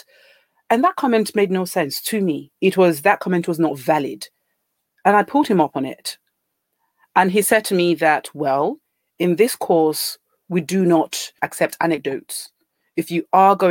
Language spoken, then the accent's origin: English; Nigeria; moved away as an adult; now in United Kingdom; born and raised in Nigeria